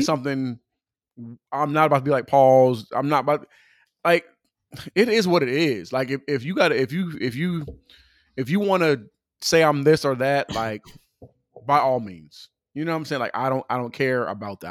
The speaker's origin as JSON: {"language": "English", "region": "California", "country": "United States", "said": "I'm from California"}